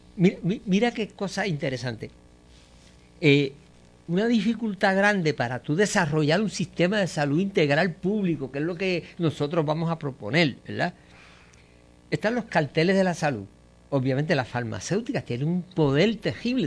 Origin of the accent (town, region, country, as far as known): Puerto Rico